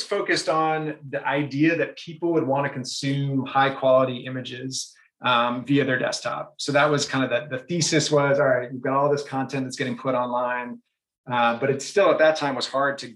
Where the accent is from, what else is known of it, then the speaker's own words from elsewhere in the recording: Brookline, Massachusetts, United States; moved away as an adult; also born or lived in San Francisco / New York City / New Hampshire; I grew up in Brookline, so just outside of Boston